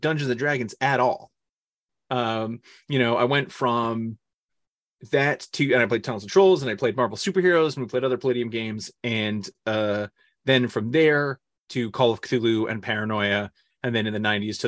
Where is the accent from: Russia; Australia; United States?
United States; Northern California; moved away; I grew up in California